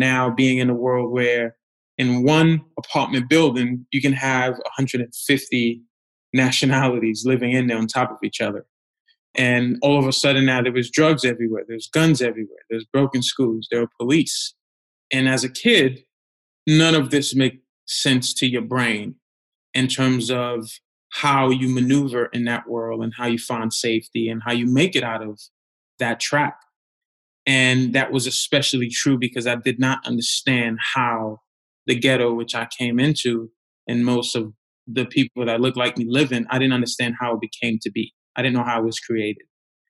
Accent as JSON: {"language": "English", "country": "Haiti", "tie": "born or raised there", "said": "So as a kid growing up in Haiti, as you've mentioned, life was extremely challenging. I grew up with my dad, and my mother left the family at a young age."}